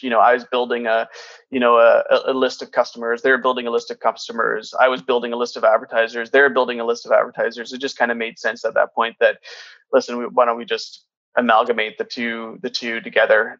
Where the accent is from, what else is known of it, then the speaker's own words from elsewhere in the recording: Kitimat, British Columbia, Canada; my family's from portugal but I grew up in Kitimat in northern BC